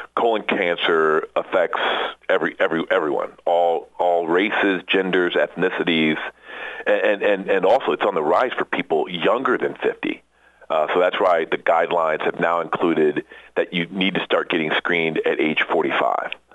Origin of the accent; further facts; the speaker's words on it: Iowa, United States; moved away as an adult; I'm from the Midwest, so grew up in in Iowa